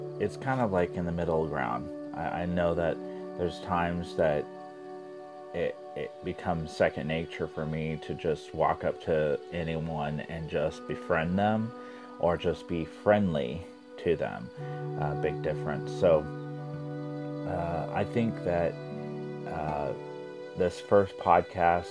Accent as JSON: {"language": "English", "town": "Springfield", "region": "Missouri", "country": "United States", "tie": "born or raised there", "said": "I'm from the Midwest, Southwest Missouri. And I was born and raised in a small town of Springfield."}